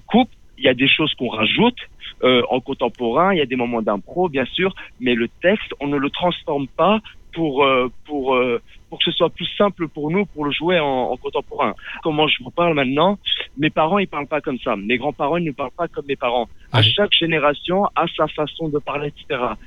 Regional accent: Menton, Provence-Alpes-Côte d'Azur, France; je viens du sud, je viens de Menton.

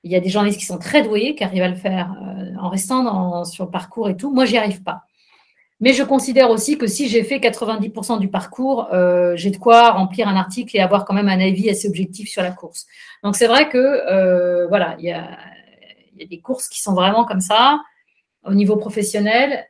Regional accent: France; en tant que Française

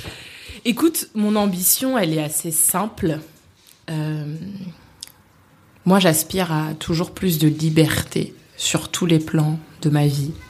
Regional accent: Vitry-sur-Seine, Île-de-France, France; also born or lived in Paris; j'ai grandi à Vitry-sur-Seine, une très belle ville du Val-de-Marne.

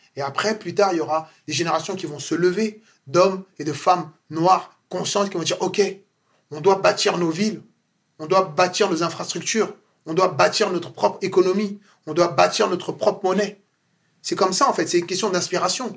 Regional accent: France; je suis né et grandi en France

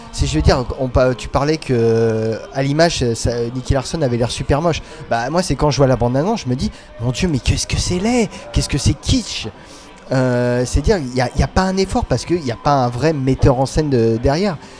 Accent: France; on est français

